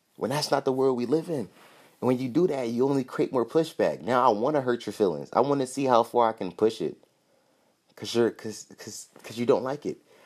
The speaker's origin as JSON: {"language": "English", "town": "Philadelphia", "region": "Pennsylvania", "country": "United States", "said": "I'm from Philly"}